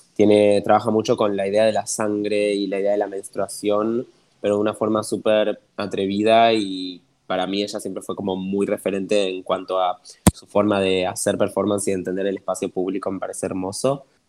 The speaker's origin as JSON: {"language": "Spanish", "country": "Argentina"}